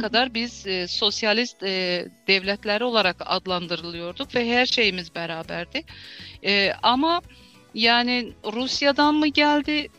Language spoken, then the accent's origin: Turkish; Azerbaijan; also born or lived in Baku, Azerbaijan; Azerbaycan Türklerindenim. Ol şehrinde e, doğuldum. 1968 doğumluyum. İlk okul e, ve liseyi Oğul şehrinde bitirdim